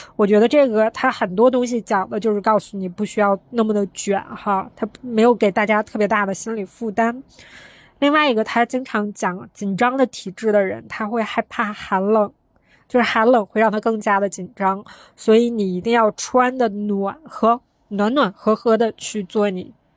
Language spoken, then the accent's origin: Chinese; Northeast China, China; accent: Northeastern (Dongbei); 用我们东北话说讲究他